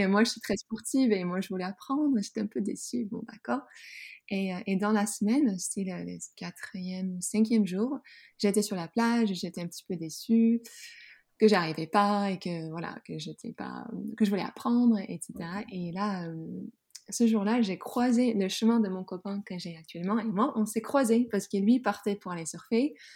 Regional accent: Groningen, Netherlands; French is a second language; moved away as an adult; now in France; j'ai grandi dans une ville tout au nord dans la Hollande qui s'appelle Groningen

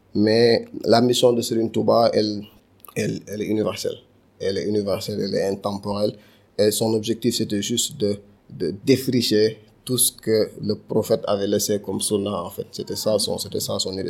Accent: Dakar, Senegal; also born or lived in Castors, Dakar; Donc j'ai grandi à Castor, mais je pense que l'essentiel de mon temps à Medina

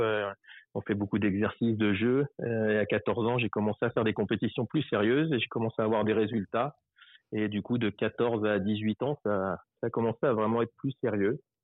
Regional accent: Paris region, Île-de-France, France; je suis français. Euh, mmh. je suis né en 1978. Aujourd'hui, j'habite en, bah, j'ai toujours quasiment habité en région parisienne

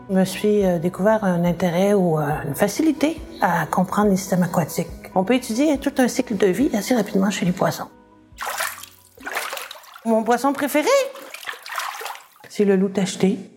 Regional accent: Chicoutimi, Quebec, Canada; born there; also born or lived in North Africa; Je suis née à Chicoutimi, il y avait le fjord du Saguenay. Ensuite, euh, j'ai habité l'Afrique du Nord, on restait proche de la mer, sur une plage, c'est quand même pas rien.

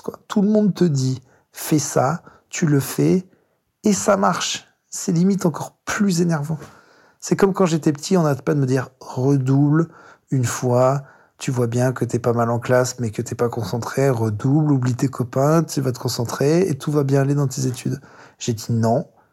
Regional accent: France; also born or lived in Paris; on vient de France, hein, on est à Paris dans le 18e

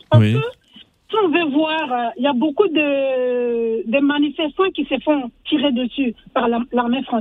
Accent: Burkina Faso; moved away; je suis burkinabé.

